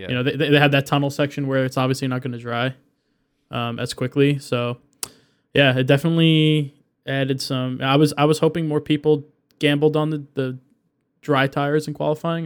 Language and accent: English; United States; we're American